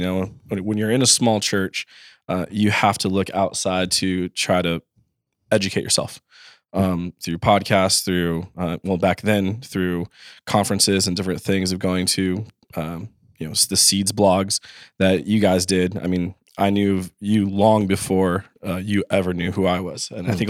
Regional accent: Los Angeles, California, United States; I was from Los Angeles, so out in the desert area called Rancho Cucamonga

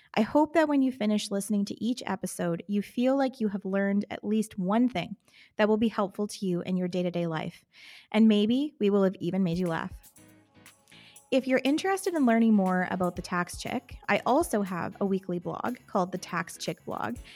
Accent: Canada; as a Canadian tax lawyer

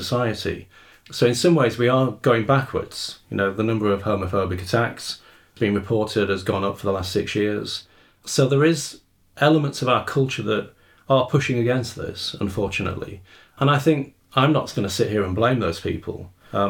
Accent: Rotherham, Yorkshire and the Humber, United Kingdom; I grew up in Rotherham

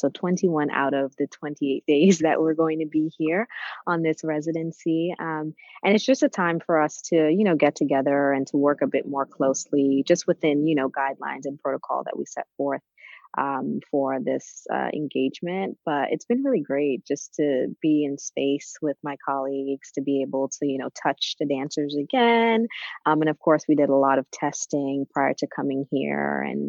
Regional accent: Trinidad & Tobago; now in New York, United States; I am originally from Trinidad, and I moved to New York in 1998 with my family.

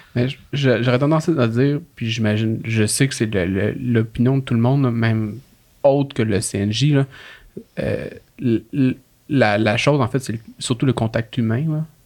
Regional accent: Laurentides, Quebec, Canada; moved away as an adult; now in Quebec City, Canada; je viens pas de la ville de Québec. Là. Je viens des Laurentides

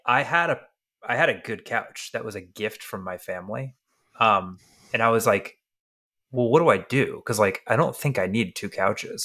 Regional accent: Tennessee, United States; moved away; also born or lived in California; growing up in Tennessee

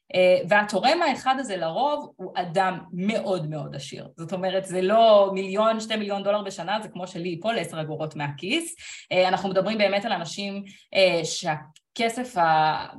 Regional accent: Israel

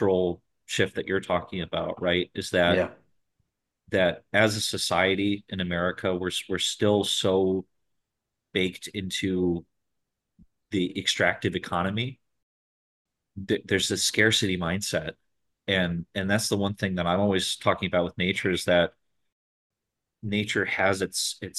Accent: High Peaks, Adirondacks, New York, United States; now in Buffalo, United States; I grew up in the High Peaks

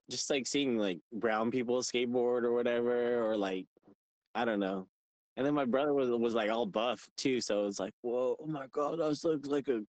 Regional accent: Fontana, California, United States; Yeah, in California, this city called Fontana. This place was probably about like an hour away from LA.

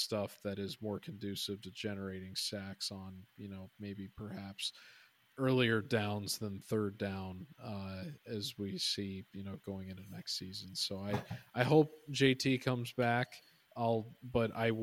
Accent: Midwest, United States; growing up in the Midwest

